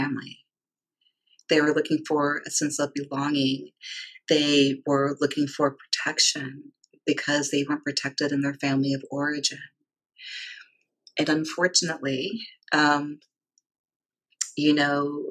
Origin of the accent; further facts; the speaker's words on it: D.C., Virginia, United States; I grew up in the South. I grew up in Virginia, outside of Washington, D.C.